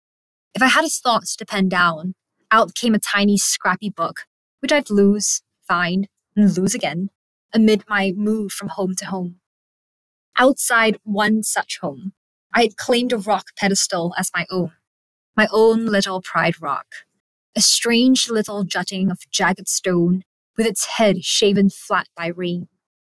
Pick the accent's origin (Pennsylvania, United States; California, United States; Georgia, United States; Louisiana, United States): California, United States; English is a second language; podcast is a candid reflection on discovering my own personal voice, both as a young writer and migrant growing up in California.